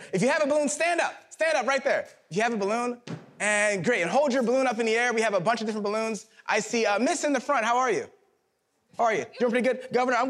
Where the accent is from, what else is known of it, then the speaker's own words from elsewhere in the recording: Philadelphia, Pennsylvania, United States; Now, I'm from Philadelphia, Pennsylvania.